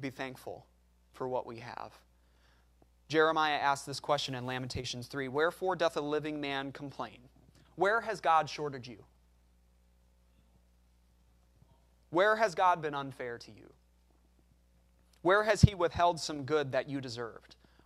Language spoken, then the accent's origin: English; United States; we are all American